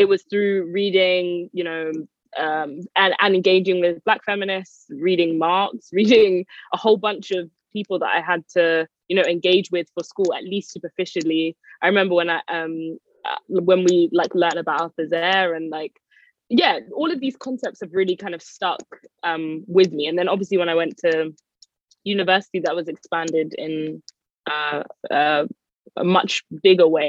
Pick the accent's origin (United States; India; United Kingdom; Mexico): United Kingdom; London; I am from North London. I grew up in Edmonton